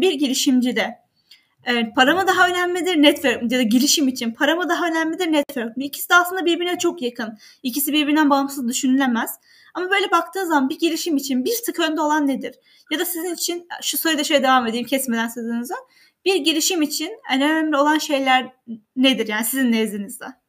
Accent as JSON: {"language": "Turkish", "region": "Kahramanmaraş", "country": "Turkey", "moved": "yes", "said": "ben de Kahramanmaraşlıyım ve bir köyünden geldim."}